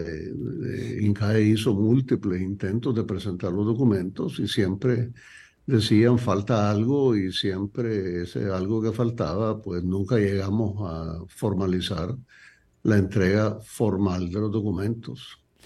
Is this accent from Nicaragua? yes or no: yes; Nicaragua; yo siendo nicaragüense